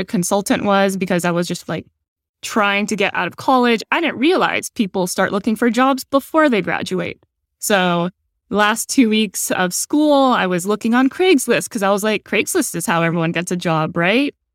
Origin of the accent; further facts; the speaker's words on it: San Jose, California, United States; moved away as an adult; now in Singapore; I grew up in San Jose, the Bay Area